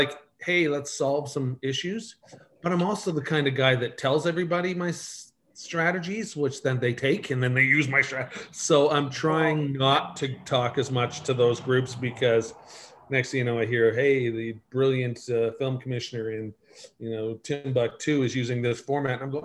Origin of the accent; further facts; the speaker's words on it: Markham, Ontario, Canada; moved away as an adult; also born or lived in Windsor, Ontario; now in Okanagan, Canada; I was born in Windsor, grew up in Markham